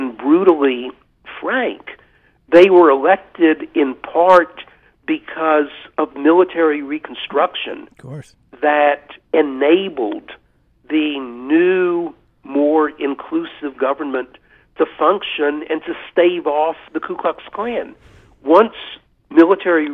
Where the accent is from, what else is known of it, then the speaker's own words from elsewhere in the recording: Henderson County, North Carolina, United States; Henderson County, which is where I grew up